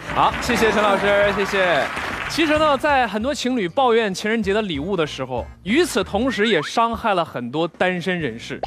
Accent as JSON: {"language": "Chinese", "country": "China", "said": "最浪漫的是我们中国人，因为我们中国人可以把任何节日都过得像情人节一样热闹。"}